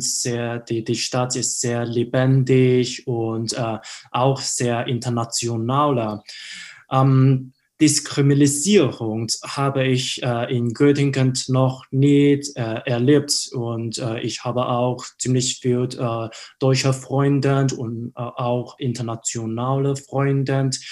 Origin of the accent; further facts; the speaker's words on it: Hong Kong; German is a second language; moved away as an adult; now in Germany; Hongkong ist meine Heimatstadt